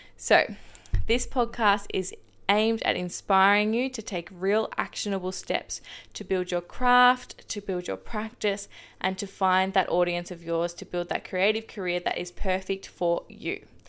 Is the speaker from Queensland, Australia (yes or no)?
no; Shepparton, Victoria, Australia; now in Geelong, Australia; I was born and raised in Shepparton, Victoria, and I now call the seaside town of Geelong home